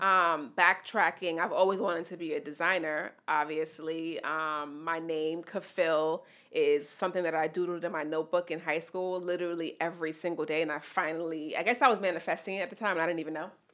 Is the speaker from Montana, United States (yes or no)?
no; New York City, New York, United States; also born or lived in Mount Vernon; I grew up in the Bronx, but I went to school in different places in Mount Vernon and then high school in the Bronx